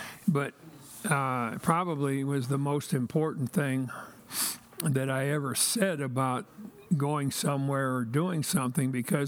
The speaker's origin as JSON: {"language": "English", "town": "Orrville", "region": "Ohio", "country": "United States", "tie": "born or raised there", "also_born_or_lived": "Columbus, Ohio / Cuyahoga Falls, Ohio", "said": "I grew up in a small town in Ohio."}